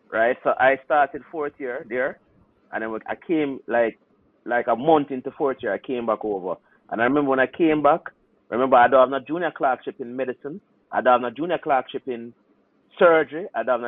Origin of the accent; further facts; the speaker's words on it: Trinidad & Tobago; a couple of the doctors, are guys that I, I grew up with in Trinidad, Jamaicans.